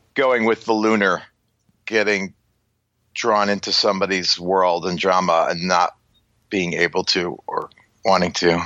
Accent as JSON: {"language": "English", "area": "Long Island, South Shore", "region": "New York", "country": "United States", "tie": "born or raised there", "said": "growing up in Long Island on the South Shore"}